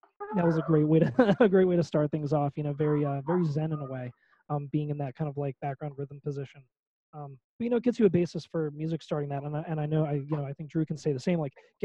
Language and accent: English; Hershey, Pennsylvania, United States; moved away as an adult; also born or lived in Philadelphia area; I was born in Hershey, PA. Eventually came to the Philly area in 2014 when I went to college